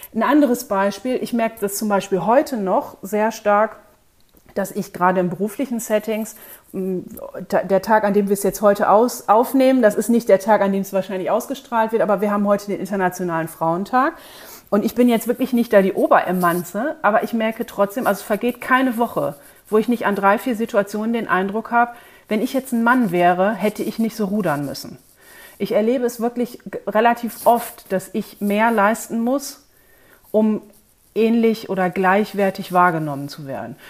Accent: North Sea coast, Germany; ich bin nun in, an der Nordseeküste aufgewachsen

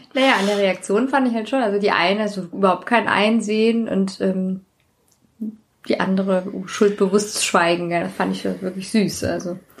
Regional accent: Hanau, Hesse, Germany; ich komme auch aus Hanau

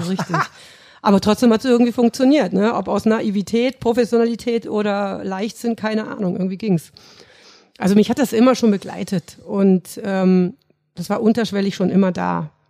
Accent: between Cologne and Düsseldorf, North Rhine-Westphalia, Germany; moved away as an adult; now in Munich, Germany; ich komme aus Nordrhein-Westfalen

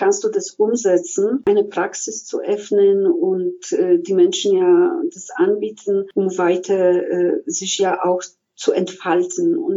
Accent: Silesian Voivodeship, Poland; Ich komme aus Schlesien aus Polen, wo diese spirituelle Seite mich sehr begleitet hat

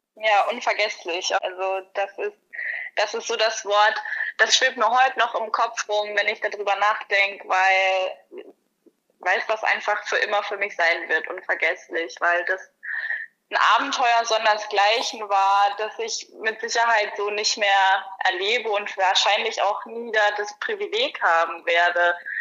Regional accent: Germany; moved away; also born or lived in Hawaii; als Deutscher

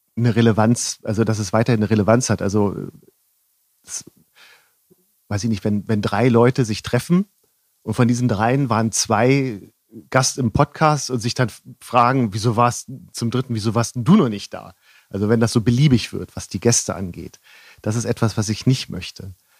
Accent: Northern Germany, Germany; now in Rosenheim, Germany; ich bin ja aus Norddeutschland

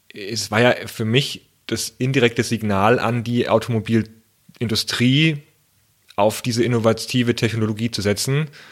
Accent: Germany; bei uns in Deutschland, naja, ich sage es mal, bei uns in Deutschland

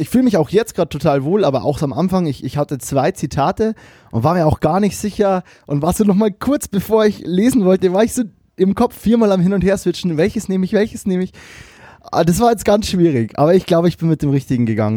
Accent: Bavaria, Germany; now in Cologne, Germany; mir als Bayer, der in Köln lebt

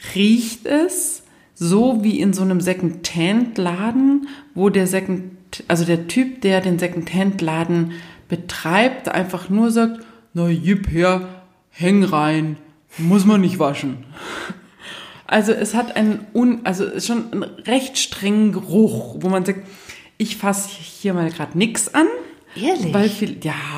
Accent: Germany; bei uns in Deutschland

